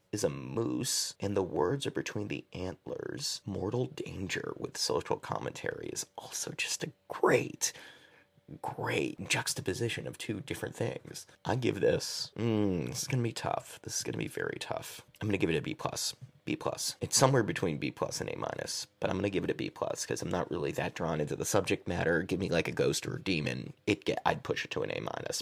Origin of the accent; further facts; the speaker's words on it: Massachusetts, United States; I'm from Massachusetts